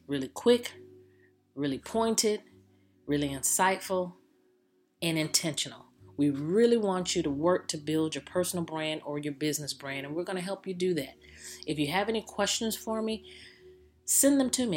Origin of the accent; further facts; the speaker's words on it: Jacksonville, Florida, United States; I'm from Jacksonville, Florida